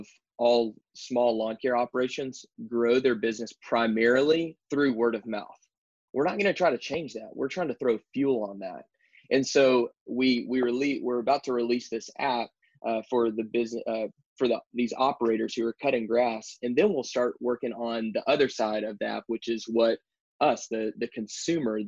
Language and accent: English; Texas, United States; moved away as an adult; now in Baton Rouge, United States; I'm originally from Texas